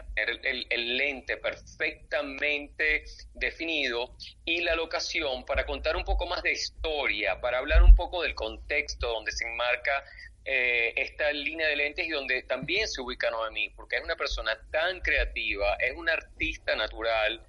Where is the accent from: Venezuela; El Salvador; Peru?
Venezuela; soy venezolano de corazón, con, con sangre francesa en mis venas, pero muy venezolano.